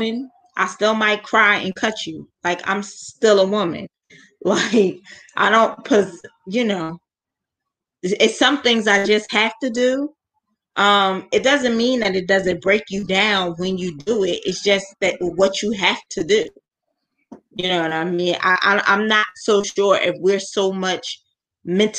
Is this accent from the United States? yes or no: yes; United States; As an American